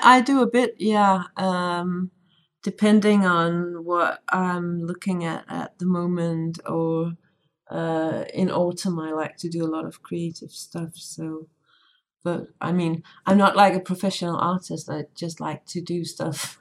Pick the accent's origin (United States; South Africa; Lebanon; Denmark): Denmark; I'm from Denmark, which is a tiny country